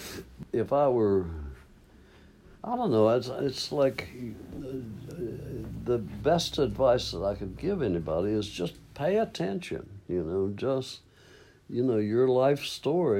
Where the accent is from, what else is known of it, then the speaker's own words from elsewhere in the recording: Maysville, Kentucky, United States; moved away as an adult; also born or lived in California; I came home from California, came back to Maysville for a visit, and my folks were there.